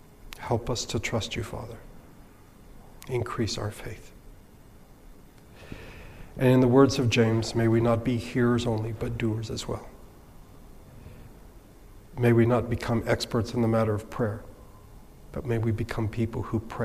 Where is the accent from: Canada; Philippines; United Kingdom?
Philippines; I attended an Anglican school growing up in the Philippines.